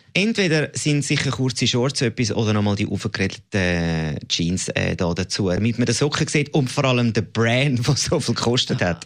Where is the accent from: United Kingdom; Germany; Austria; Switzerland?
Switzerland; Zurich; ich bin Zürcher und kein Aargauer